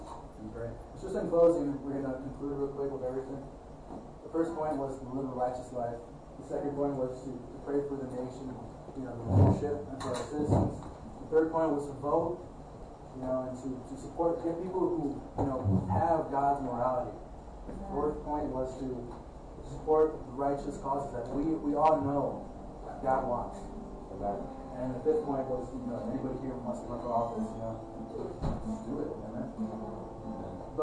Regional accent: Chicago, Illinois, United States; being born in Ravenswood Hospital

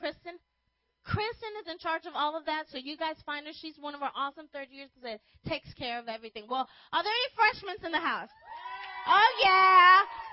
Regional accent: Los Angeles, California, United States; I grew up in Los Angeles

